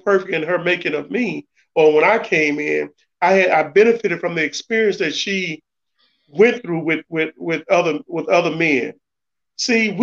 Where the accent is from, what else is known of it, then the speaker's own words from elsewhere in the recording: the South, United States; I'm from the South, so my mother was most important in my upbringing